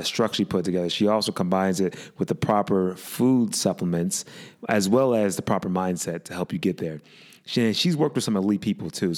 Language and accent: English; Pittsburgh, Pennsylvania, United States; moved away; where I'm from, and I say Pittsburgh, even though I haven't been there in 10 years